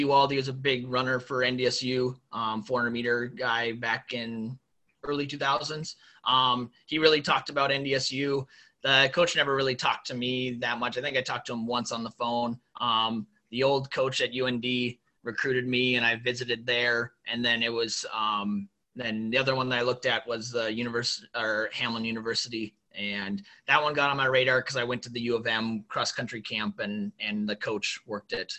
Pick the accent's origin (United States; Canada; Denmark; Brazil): United States; Thompson, North Dakota; moved away as an adult; also born or lived in Austin, Texas; now in Twin Cities, United States; I loved growing up in North Dakota and loved every second of it